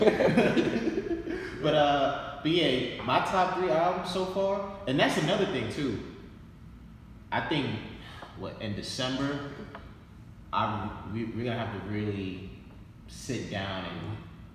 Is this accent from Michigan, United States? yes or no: no; Yonkers, New York, United States; as I grew up in Yonkers, there was this movie store called Seven Brothers, right by Getty Square.